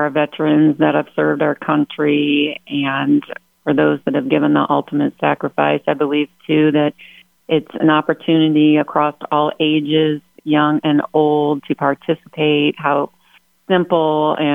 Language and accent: English; Hancock County, Ohio, United States; my hometown, Hancock County